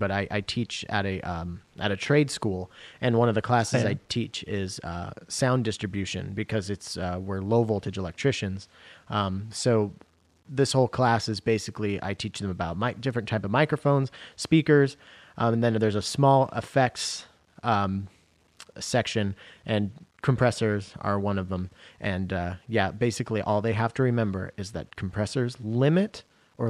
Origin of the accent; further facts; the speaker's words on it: Washington, United States; now in Seattle, United States; I grew up in Washington State.